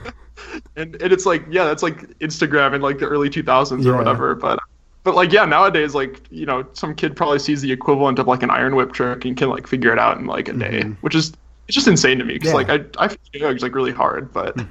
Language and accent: English; Fort Collins, Colorado, United States; I grew up in Fort Collins, Colorado.